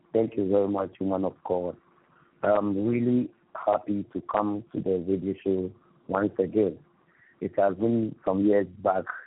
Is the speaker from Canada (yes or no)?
no; Ghana; I'm from Ghana, West Africa